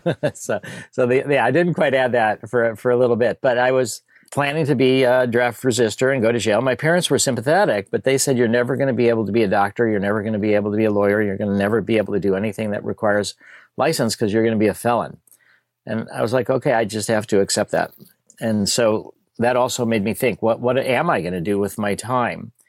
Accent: Skokie, Illinois, United States; also born or lived in Chicago; I grew up in Chicago, and then when I was about three or so, we moved to a place called Skokie

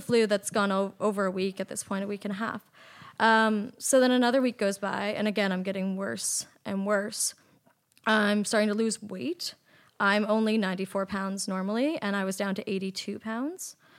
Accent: Nova Scotia, Canada; moved away as an adult; also born or lived in Toronto; I'm from Nova Scotia and I was living in Toronto at the time

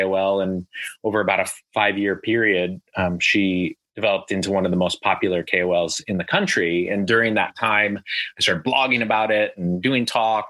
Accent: Omaha, Nebraska, United States; moved away as an adult; now in China; I'm originally from the American Midwest, from Omaha, Nebraska

